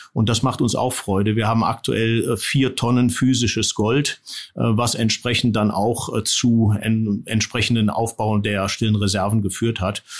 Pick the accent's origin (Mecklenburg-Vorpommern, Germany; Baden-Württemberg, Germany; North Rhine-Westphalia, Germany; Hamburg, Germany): North Rhine-Westphalia, Germany; Düsseldorf; moved away as an adult; also born or lived in Neuss / East Germany / Biberach; Ich bin im Rheinland geboren, in Neuss am Rhein und in Düsseldorf mehr oder weniger aufgewachsen.